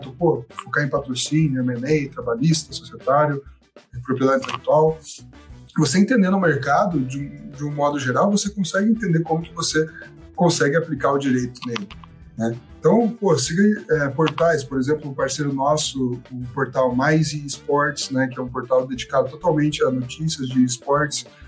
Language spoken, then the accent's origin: Portuguese; Curitiba, Paraná, Brazil; eu sou curitibano, tô, moro aqui em Curitiba